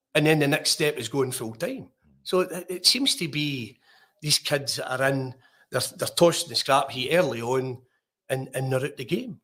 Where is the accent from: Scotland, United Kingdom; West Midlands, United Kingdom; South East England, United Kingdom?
Scotland, United Kingdom; Larkhall; I was born and bred in Ashgill, Lark Hall